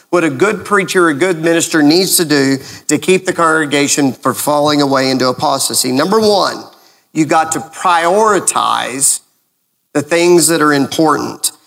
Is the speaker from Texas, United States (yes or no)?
yes; Lubbock, Texas, United States; now in Gainesville, United States; when I was growing up in Lubbock, Texas